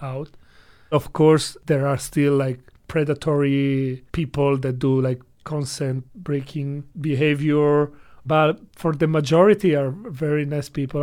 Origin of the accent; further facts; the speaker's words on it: Italy; English is a second language; moved away as an adult; now in China; I come from Italy